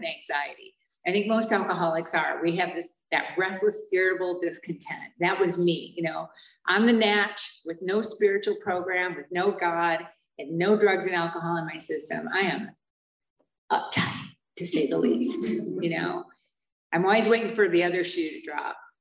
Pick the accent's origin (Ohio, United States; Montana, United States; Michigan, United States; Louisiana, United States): Michigan, United States; Holly; moved away; also born or lived in Flint, Michigan; where I grew up was outside of Flint in a real small town called Holly